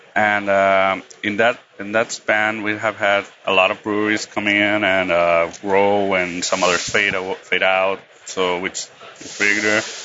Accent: Tijuana, Baja California, Mexico; I'm a homebrewer from Tijuana

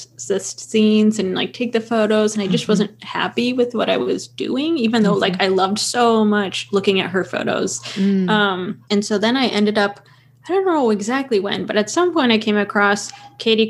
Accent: Portland, Oregon, United States; moved away as an adult; also born or lived in Los Angeles, California; I grew up in Portland but moved to LA for school and then lived there for a few years

